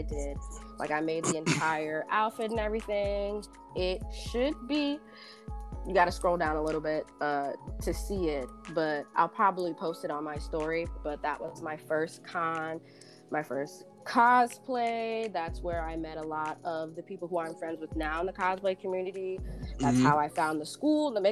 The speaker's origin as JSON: {"language": "English", "town": "Philadelphia", "region": "Pennsylvania", "country": "United States", "moved": "as an adult", "lives_now": "Los Angeles, United States", "said": "I am from Philadelphia, but I live in Los Angeles. So I'm an East Coast girl living in a West Coast world."}